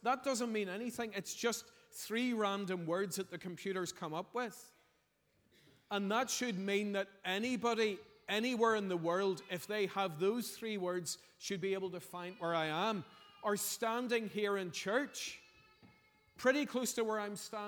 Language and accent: English; Belfast, Northern Ireland, United Kingdom; I'm from Belfast.